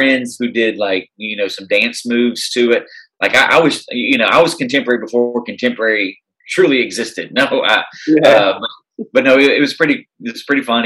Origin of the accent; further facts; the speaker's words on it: Tennessee, United States; moved away as an adult; now in Chicago, United States; I'm originally from Tennessee